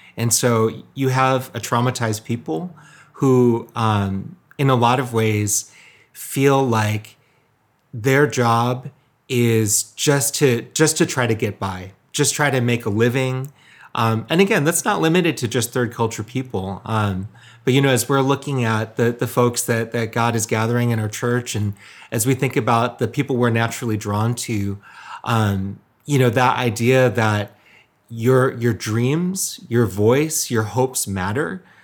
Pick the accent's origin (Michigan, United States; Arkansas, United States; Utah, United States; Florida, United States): Michigan, United States; my ethnic background is Korean, um, but I was born and raised in Michigan. So full, full-on Michigander